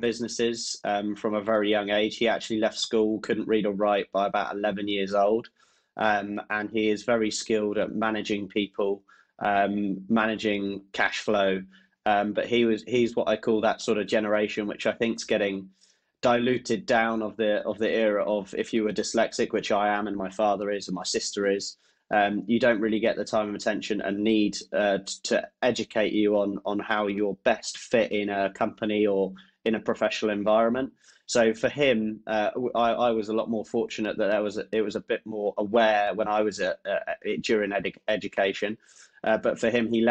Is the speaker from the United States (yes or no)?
no; Oxfordshire, South East England, United Kingdom; I grew up around Oxfordshire.